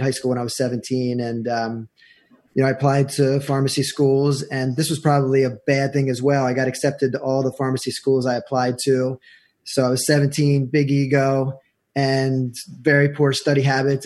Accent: York, Pennsylvania, United States; moved away as an adult; also born or lived in Jackson, Mississippi; now in New Jersey, United States; I'm a transplant. I'm from nice. York, Pennsylvania.

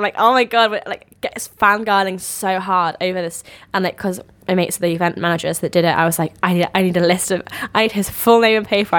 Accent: Bath, South West England, United Kingdom; we're 19 and we're friends we're from Bath

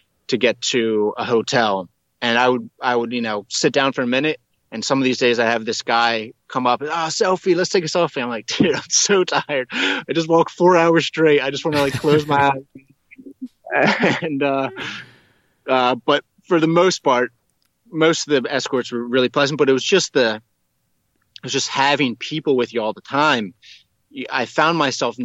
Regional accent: United States; I'm an American, maybe the only American they've ever seen

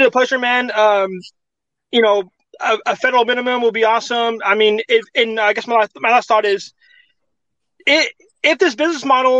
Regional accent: California, United States; as a Californian

